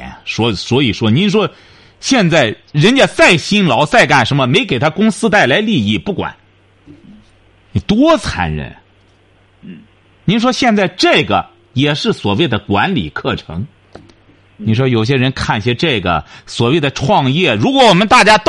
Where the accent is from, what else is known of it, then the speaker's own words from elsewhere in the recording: China; 为什么？我们中国人更不能学这些玩意儿。为什么？我们中国人多